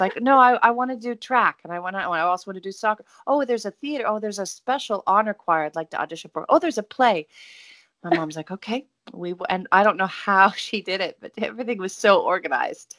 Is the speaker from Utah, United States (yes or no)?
no; Oregon, United States; growing up in Oregon with great parents